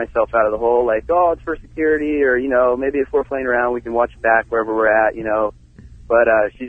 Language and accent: English; Phoenix, Arizona, United States; Yeah, Phoenix.